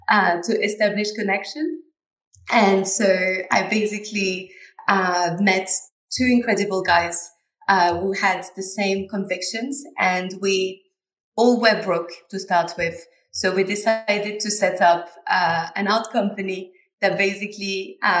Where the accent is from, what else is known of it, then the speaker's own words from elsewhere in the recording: southwest France, France; moved away; I come from a very small town in the southwest of France